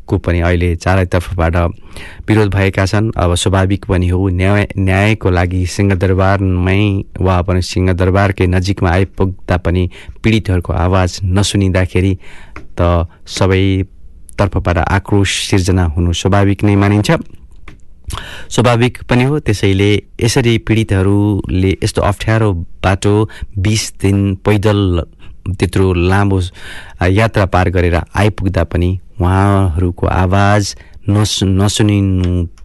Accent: Nepal; moved away; also born or lived in Canterbury

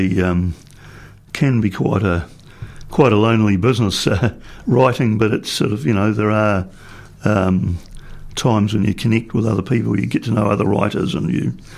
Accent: Dunedin, Otago, New Zealand; also born or lived in Greymouth / Mount Somers / Canterbury / Bluff, Southland; I was born in Greymouth on the west coast and grew up in my earlier life partly in Dunedin, but also at Mount Somers and in Canterbury and at Bluff in Southland, later studying at Otago Boys High School and University of Otago

